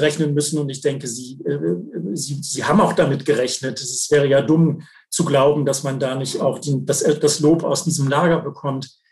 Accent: Germany; bei uns in Deutschland

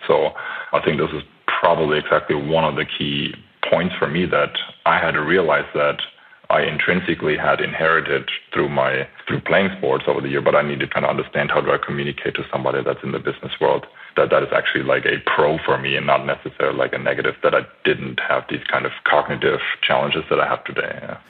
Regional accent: Franconian countryside, near Nuremberg, Bavaria, Germany; moved away as an adult; also born or lived in Bamberg / United States / Spain; I'm German American, born in Nuremberg and grew up in the great area of uh, the Franconian countryside and a little village

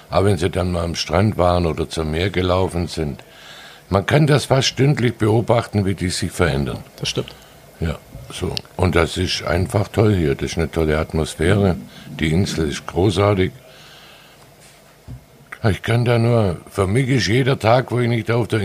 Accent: Baden-Württemberg, Germany; now in Sylt, Germany; Ich bin Schwabe. Schwabe genau.

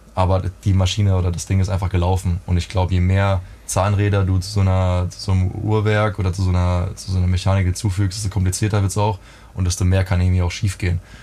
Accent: Rhineland-Palatinate, Germany; ich bin aufgewachsen in der Pfalz

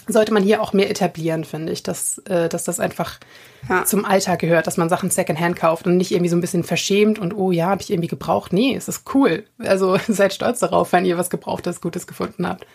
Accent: Germany; bei uns in Deutschland

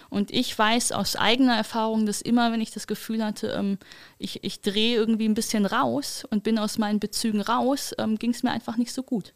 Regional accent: Wuppertal, North Rhine-Westphalia, Germany; Ich komme ja aus Wuppertal, das heißt, ich komme aus diesem alten christlich-demokratischen Arbeitnehmerschaftsland

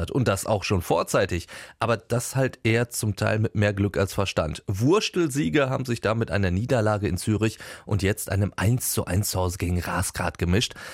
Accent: Germany; Bei uns in Deutschland

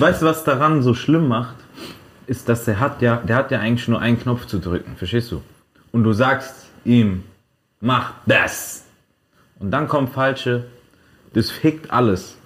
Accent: Frankfurt, Hesse, Germany; ich bin doch aus Frankfurt

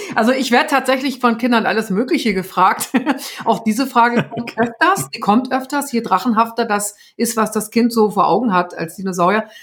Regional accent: the North, Northern Germany, Germany; wie man bei uns im Norden sagt

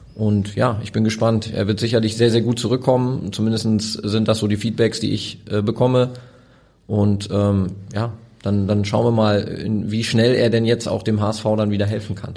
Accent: Osnabrück, Lower Saxony, Germany; now in Hamburg, Germany; ich bin in Osnabrück geboren. Ähm, das ist für mich noch Heimat

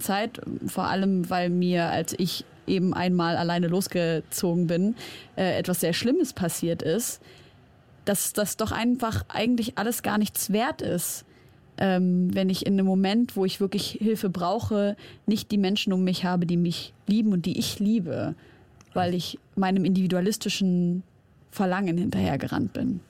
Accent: Germany; ich bin in Deutschland aufgewachsen, aber ich bin Syrerin

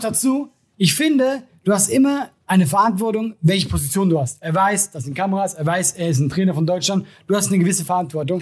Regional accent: Switzerland; wir Schweizer

